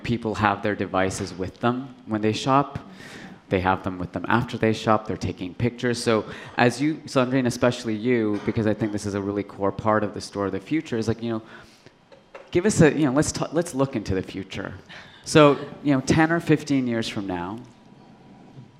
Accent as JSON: {"language": "English", "country": "Canada", "tie": "born or raised there", "said": "growing up in Canada, you know, in the suburbs"}